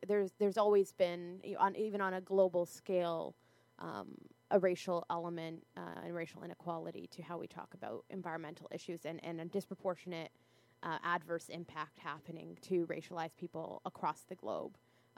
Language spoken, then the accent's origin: English; Windsor, Ontario, Canada; You know, I'm from Windsor very much exposed to Detroit